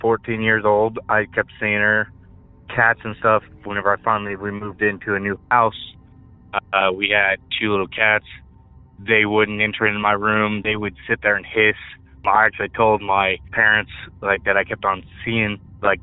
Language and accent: English; Joplin, Missouri, United States; I'm from Joplin, Missouri